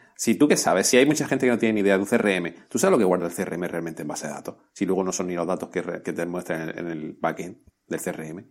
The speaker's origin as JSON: {"language": "Spanish", "country": "Spain", "said": "somos españoles"}